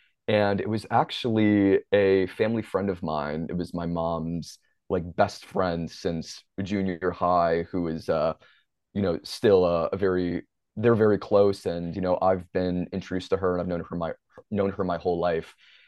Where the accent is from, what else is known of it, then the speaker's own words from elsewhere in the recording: Minnesota, United States; growing up in the Twin Cities in Minnesota, I was around a lot of experimental theater artists growing up.